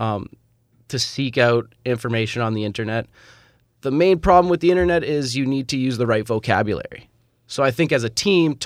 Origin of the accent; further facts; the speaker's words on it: Toronto, Ontario, Canada; moved away as an adult; also born or lived in Kalamazoo, Michigan; I was born and raised in Toronto, so I always intended to come back home